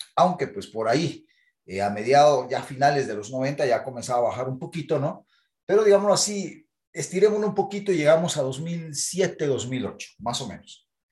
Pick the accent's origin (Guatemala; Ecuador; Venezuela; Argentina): Guatemala